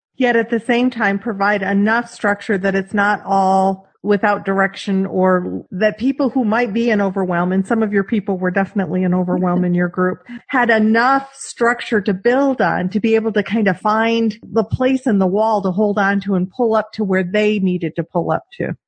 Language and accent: English; Michigan, United States; now in Texas, United States; being a little girl growing up in Michigan